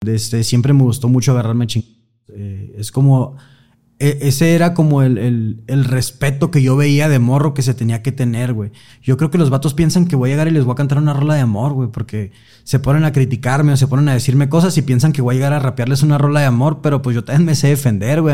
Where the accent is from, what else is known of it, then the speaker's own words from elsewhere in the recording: Sonora, Mexico; Yo que soy de, Sonora, estoy como más acostumbrado como al calor fuerte